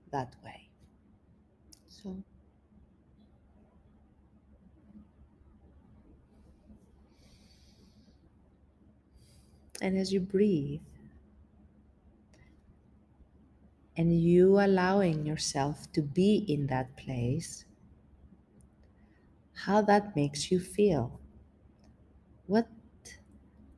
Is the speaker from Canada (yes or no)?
no; Greece; moved away; being away from my family and my country